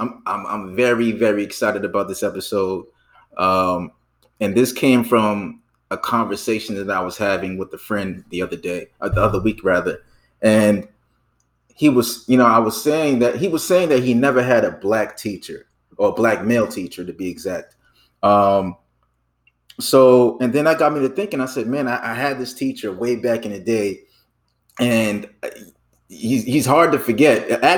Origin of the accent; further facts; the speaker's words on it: Chicago, Illinois, United States; I'm from Chicago.